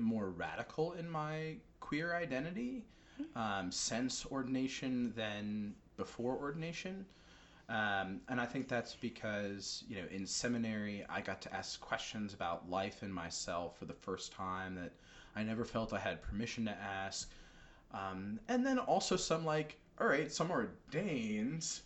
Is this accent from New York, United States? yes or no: yes; New York, United States; now in Rhode Island, United States; I'm from New York. There's a lot of colorful language in my vocabulary